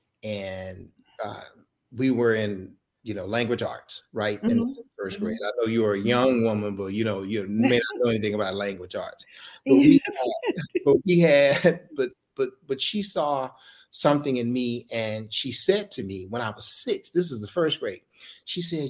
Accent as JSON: {"language": "English", "town": "Dallas", "region": "Texas", "country": "United States", "tie": "born or raised there", "said": "Dallas born and raised"}